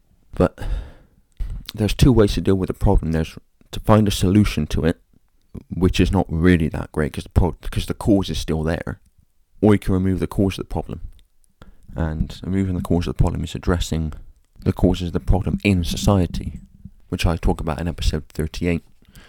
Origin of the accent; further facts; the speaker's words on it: Ireland; often while cursing because I'm Irish.